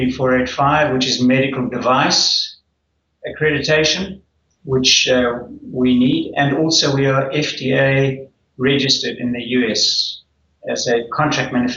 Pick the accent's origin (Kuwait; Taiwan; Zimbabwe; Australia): Zimbabwe; moved away as an adult; also born or lived in South Africa; now in Auckland, New Zealand; I was born when it was Rhodesia, and I grew up there.